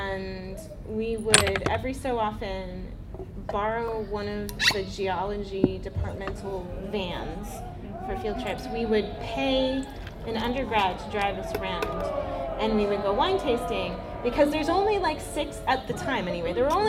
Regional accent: Finger Lakes, New York, United States; now in California, United States; when I was growing up in the Finger Lakes

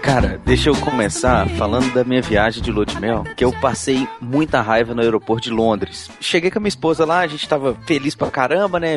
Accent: Brazil; sou brasileiro

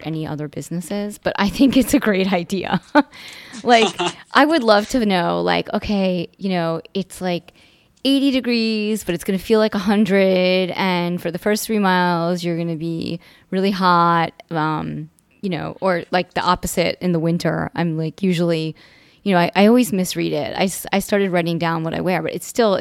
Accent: New York, United States; I grew up in New York

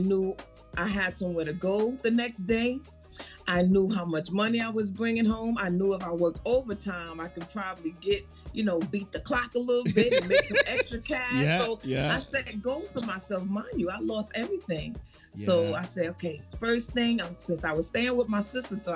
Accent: New York City, New York, United States; now in Atlanta, United States; I'm a girl from the Bronx, New York

